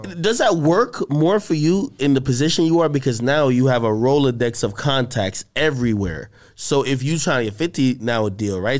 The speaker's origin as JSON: {"language": "English", "region": "New Jersey", "country": "United States", "said": "I'm from Jersey."}